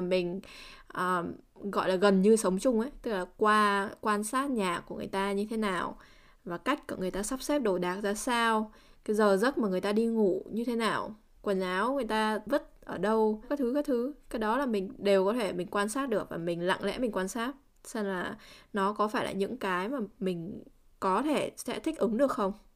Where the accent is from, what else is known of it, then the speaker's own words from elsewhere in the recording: Vietnam; mình là người Việt Nam